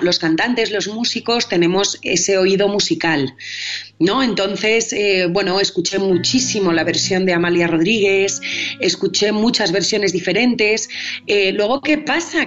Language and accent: Spanish; Spain; soy española